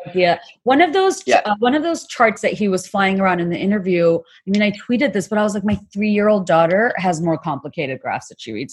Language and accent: English; Dhaka, Dhaka Division, Bangladesh; I, am from Bangladesh and I grew up in Bangladesh